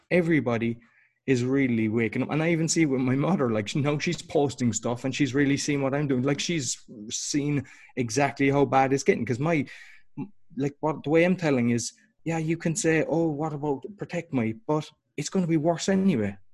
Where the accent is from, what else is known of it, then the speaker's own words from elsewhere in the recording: Ireland; now in Poland; I'm Irish originally.